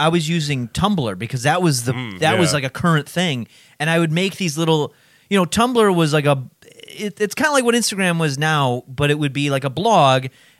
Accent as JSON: {"language": "English", "region": "New Jersey", "country": "United States", "said": "I came from New Jersey."}